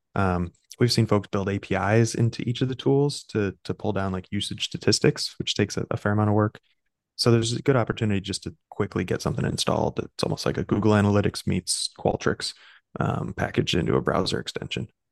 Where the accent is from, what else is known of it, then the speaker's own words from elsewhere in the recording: Chicago, Illinois, United States; moved away as an adult; also born or lived in New York; I'm a Midwesterner, right? So I grew up in Chicago